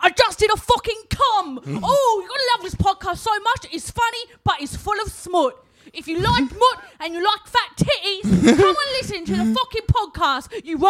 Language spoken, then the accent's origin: English; Queensland, Australia; As a Queenslander